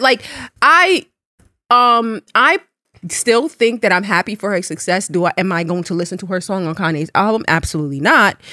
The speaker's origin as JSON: {"language": "English", "country": "Jamaica", "said": "I'm Jamaican."}